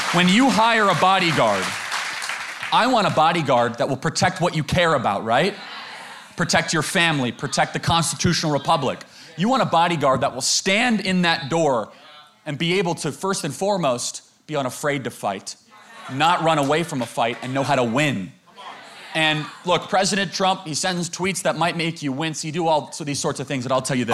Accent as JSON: {"language": "English", "country": "United States", "tie": "born or raised there", "said": "I grew up in America not too long ago in high school"}